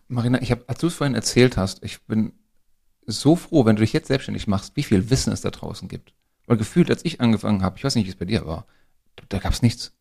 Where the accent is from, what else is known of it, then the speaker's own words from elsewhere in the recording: Frankfurt area, Hesse, Germany; wir sind ja hier am Frankfurter Raum groß geworden und von daher so ein bisschen Lokalpatriotismus